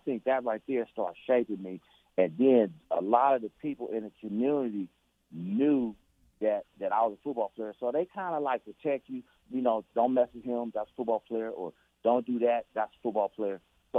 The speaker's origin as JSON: {"language": "English", "town": "Oakland", "region": "California", "country": "United States", "tie": "born or raised there", "said": "my biggest story that I like to tell everybody is growing up in Oakland. I still remember this, 1919 East 15th Street, apartment number 5, right?"}